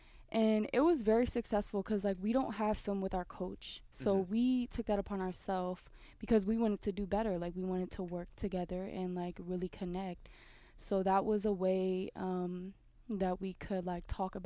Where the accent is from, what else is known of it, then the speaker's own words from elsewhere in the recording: Oakland, California, United States; moved away as an adult; from Oakland, California.